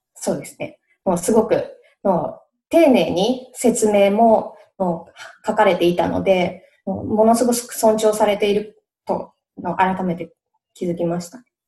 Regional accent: Japan; now in United States; 私、日本人

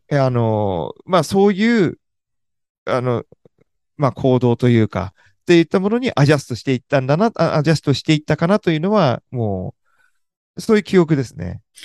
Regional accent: Sagamihara, Kanagawa, Japan; moved away as an adult; also born or lived in United States / near Washington, D.C.; アメリカで生まれたんですけど、うん、すぐに日本に帰って、えー、9ヶ月で日本に帰ったんで、その時のことは何も覚えてないんですけど、そっから、えー、ずっと、えー、日本の、日本で育ち、あ東京、えー、神奈川県の相模原市というところで過ごして

